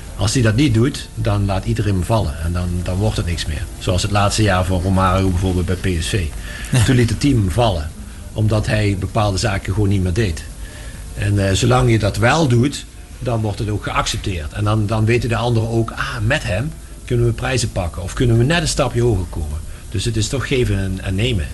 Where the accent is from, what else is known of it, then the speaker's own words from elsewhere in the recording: Meerssen, Limburg, Netherlands; also born or lived in Maastricht; Ik kom er wel uit Meersen, maar eh, Maastricht is mijn, mijn centrum.